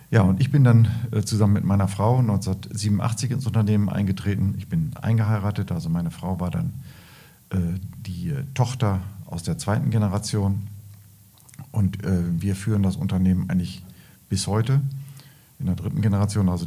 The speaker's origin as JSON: {"language": "German", "town": "Lahde", "region": "North Rhine-Westphalia", "country": "Germany", "tie": "born there", "said": "ich bin in, in Lade geboren, an der Bahnstrecke und da wurden, äh, wurde eine Straße gebaut, die B482"}